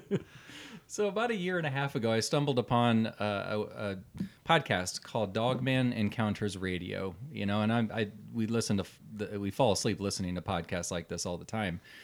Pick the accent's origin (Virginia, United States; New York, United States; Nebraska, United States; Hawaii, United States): Nebraska, United States; Omaha; We're from Omaha, Nebraska